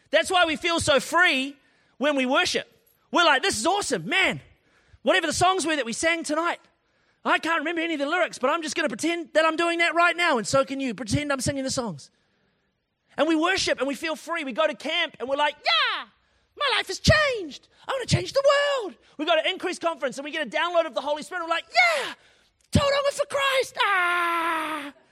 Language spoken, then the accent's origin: English; Tauranga, Bay of Plenty, New Zealand; it's like, ah, kind of wet outside, and I'm from Tauranga. I only do like 24 degrees and above.